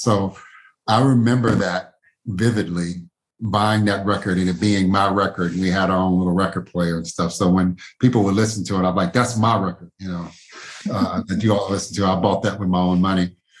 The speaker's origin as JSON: {"language": "English", "town": "Louisville", "region": "Kentucky", "country": "United States", "tie": "born or raised there", "said": "I grew up in Smoketown neighborhood here in Louisville"}